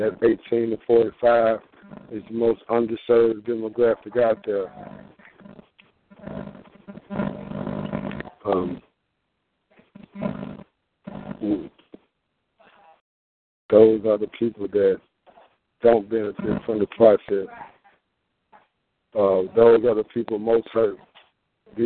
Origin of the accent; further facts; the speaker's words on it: Greenwood, United States; I live here. I was born in Greenwood, the Floor Hospital